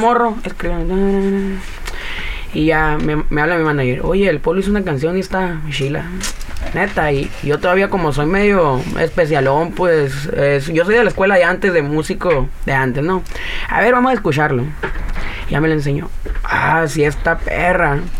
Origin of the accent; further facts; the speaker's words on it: Caborca, Sonora, Mexico; moved away as an adult; now in Arizona, United States; Yo soy del pueblo de Caborca, Sonora